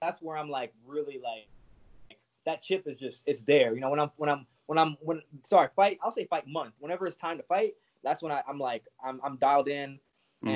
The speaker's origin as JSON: {"language": "English", "country": "Jamaica", "tie": "born or raised there", "moved": "yes", "said": "I grew up in Jamaica since I was 9"}